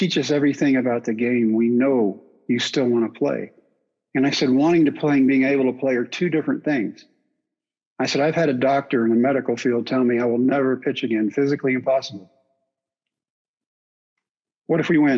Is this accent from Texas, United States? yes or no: yes; Brownwood, Texas, United States; my hometown of Brownwood